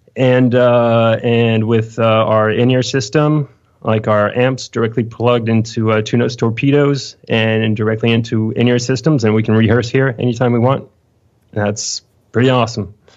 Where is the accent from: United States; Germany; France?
France; Lyon, Auvergne-Rhône-Alpes; I'm from Lyon, France